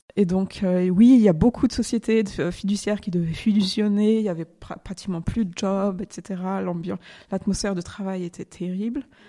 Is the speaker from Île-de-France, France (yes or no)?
no; near Lyon, Auvergne-Rhône-Alpes, France; also born or lived in Ferney-Voltaire / Geneva; Je suis née en France, euh, à côté de Lyon, au Yona, un petit village.